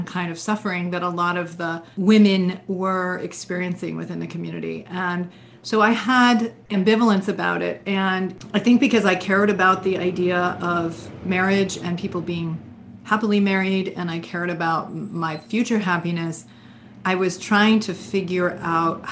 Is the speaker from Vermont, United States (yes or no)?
yes; Vermont, United States; I grew up in Vermont.